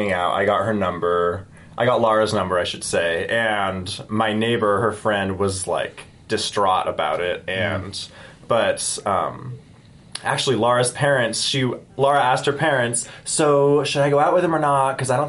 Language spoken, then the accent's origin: English; Taylorsville, Utah, United States; I'm from Taylorsville.